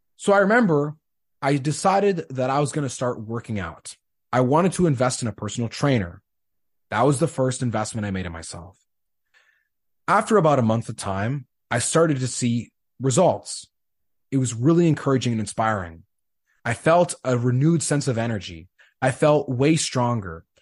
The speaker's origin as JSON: {"language": "English", "town": "Winnipeg", "region": "Manitoba", "country": "Canada", "tie": "born or raised there", "also_born_or_lived": "Saskatchewan", "moved": "as an adult", "said": "Growing up in Winnipeg, you grow up as a Bombers fan"}